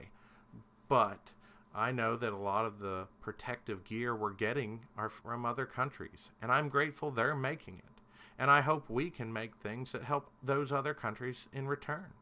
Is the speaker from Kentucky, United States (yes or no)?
yes; Kentucky, United States; I'm a Kentuckian